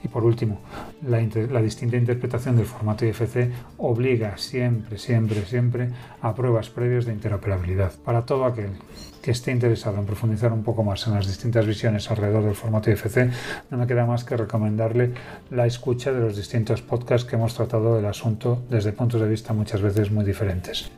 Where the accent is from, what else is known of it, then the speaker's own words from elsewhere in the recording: Galicia, Spain; soy gallego, de Galicia, de España